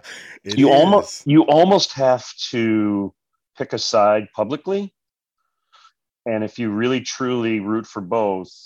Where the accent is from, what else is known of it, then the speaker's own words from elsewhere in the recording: Michigan, United States; now in Chicago, United States; I grew up in Michigan